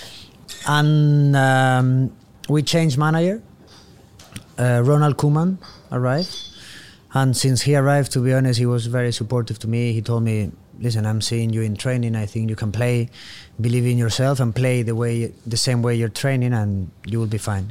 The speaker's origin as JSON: {"language": "English", "town": "Oviedo", "region": "Asturias", "country": "Spain", "tie": "born or raised there", "also_born_or_lived": "Burgos, Spain", "second_language": "English", "moved": "as an adult", "lives_now": "Manchester, United Kingdom", "said": "we were raised in Asturias, in the north coast of Spain, in the town of Oviedo."}